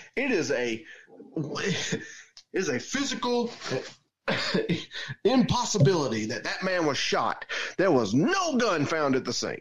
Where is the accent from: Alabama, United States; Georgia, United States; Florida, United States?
Georgia, United States; we're from different towns in Georgia